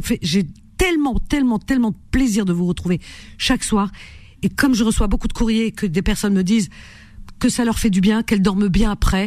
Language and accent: French; France; j'ai grandi en France